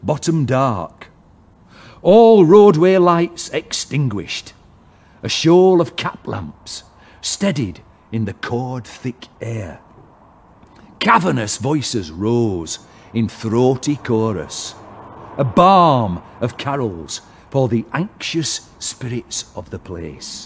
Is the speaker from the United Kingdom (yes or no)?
yes; Wath-upon-Dearne, Yorkshire and the Humber, United Kingdom; I'm from Woth, which is just over the hill, I kind of feel at home here.